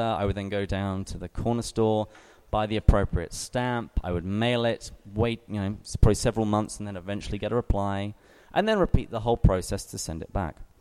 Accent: England, United Kingdom; moved away as an adult; now in San Diego, United States; I am English

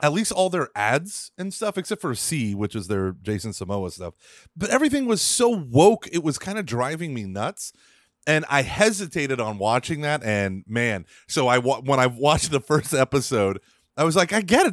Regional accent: Broken Arrow, Oklahoma, United States; moved away; also born or lived in Texas; I was born in Broken Arrow, Oklahoma in nineteen eighty-two

